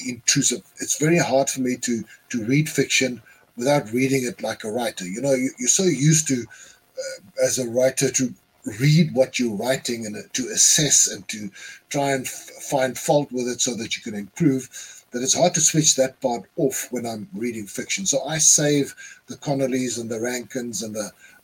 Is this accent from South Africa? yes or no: yes; South Africa; I'm a South African writer too